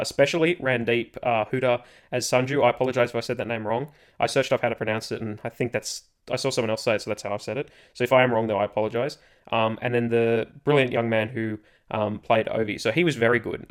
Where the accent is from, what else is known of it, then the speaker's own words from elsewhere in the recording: Australia; being Australian